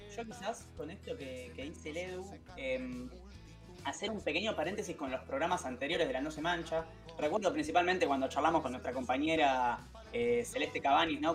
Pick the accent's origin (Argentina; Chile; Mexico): Argentina; como pueblo argentino